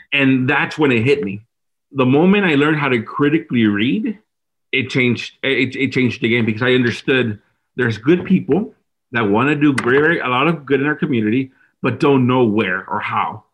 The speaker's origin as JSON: {"language": "English", "town": "Dallas", "region": "Texas", "country": "United States", "tie": "born or raised there", "said": "I was born and raised in Dallas in South Oak Cliff, which is the inner city neighborhood."}